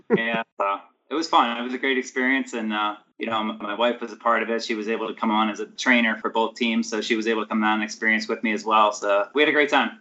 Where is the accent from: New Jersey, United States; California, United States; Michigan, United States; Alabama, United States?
New Jersey, United States; Mount Laurel; I grew up in South Jersey, so I was in the Mount Laurel area, so like suburbs of Philadelphia